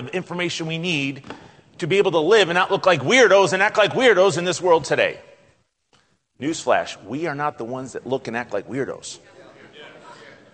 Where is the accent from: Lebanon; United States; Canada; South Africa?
United States; moved away as an adult; now in Greece; I'm American